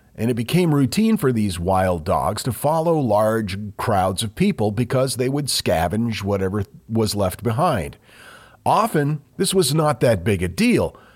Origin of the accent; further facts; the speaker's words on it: Maine, United States; we grew up in Maine